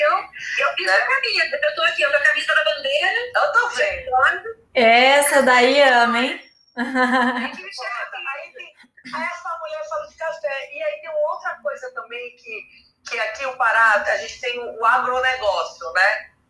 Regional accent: Pará, Brazil; eu sou daqui do Pará, então eu digo, ah, o Pará vai ser o melhor estado que tu vai viajar

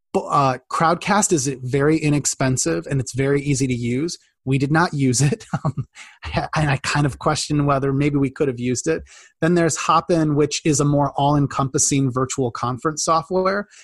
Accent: Midwest, United States; I grew up in the Midwest in like a, you know, farm country

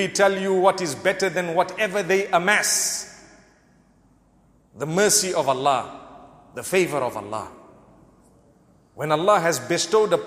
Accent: Zimbabwe; I come from Zimbabwe. The weakness of our currency at one stage forced us to learn those figures

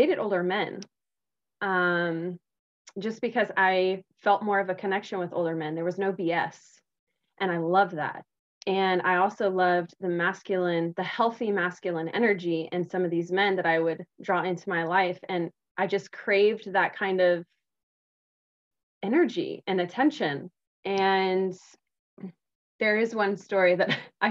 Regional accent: South Texas, United States; I grew up in South Texas, which is a part of the Bible Belt

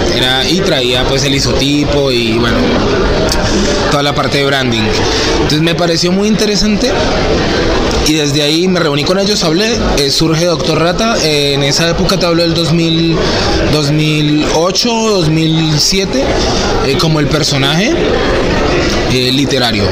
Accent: Bogotá, Colombia; moved away as an adult; now in Cali, Colombia; en Bogotá, justamente donde yo nací

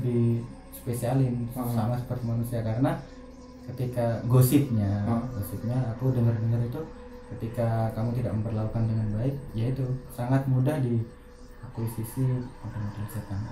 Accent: Nganjuk, East Java, Indonesia; pas waktu kecil padahal di Nganjuk

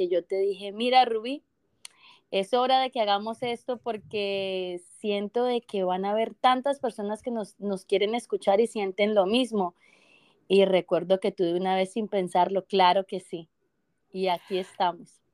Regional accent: Colombia; now in Canada; yo soy colombiana, pero vivo en Canadá

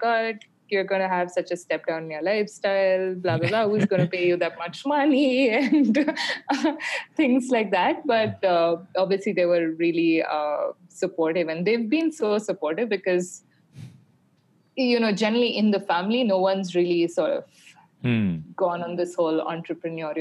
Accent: Bangalore, Karnataka, India; moved away as an adult; also born or lived in Barcelona, Spain; I grew up in Bangalore and I went to school in Bangalore.

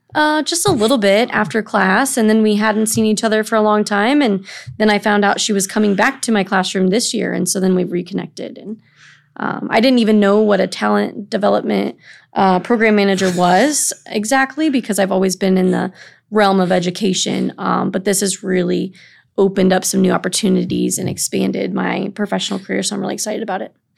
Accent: East Moline, Illinois, United States; now in Burlington, United States; I'm from Illinois. My, I'm originally from the Quad Cities in East Moline.

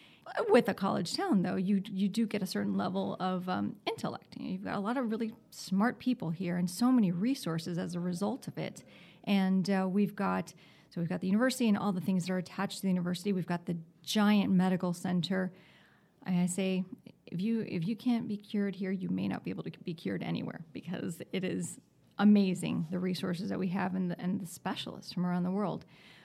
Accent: Miami, Florida, United States; moved away as an adult; also born or lived in Atlanta, Georgia; now in Gainesville, United States; I grew up in Miami, so I'm a big city person who has been transplanted to Gainesville. That is definitely not Miami. I found Gainesville because I went to the University of Florida.

